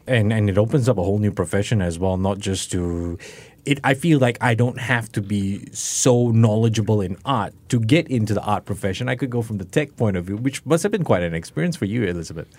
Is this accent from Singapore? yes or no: yes; Singapore; this is me sharing as a Singaporean